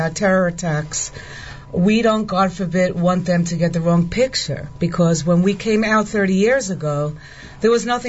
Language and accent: English; New York City, New York, United States; moved away as an adult; now in Itamar, Israel; Also Brooklyn